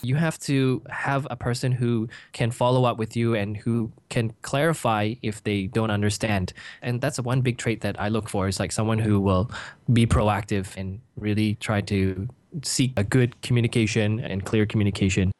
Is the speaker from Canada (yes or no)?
yes; Canada; moved away as an adult; now in Singapore; I'm originally from Canada. I grew up there